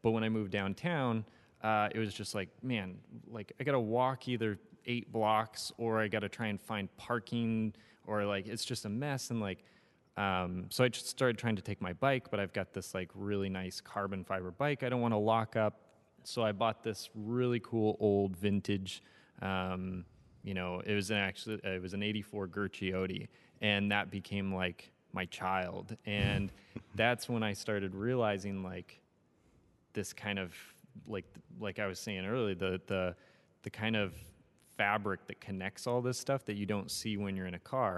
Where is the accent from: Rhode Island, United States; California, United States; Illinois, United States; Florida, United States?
California, United States; Ukiah; now in Los Angeles, United States; I grew up in Northern California